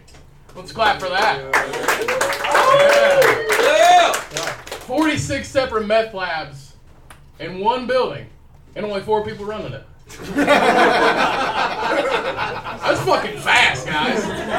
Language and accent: English; Bedford, Indiana, United States; So I'm from Bedford.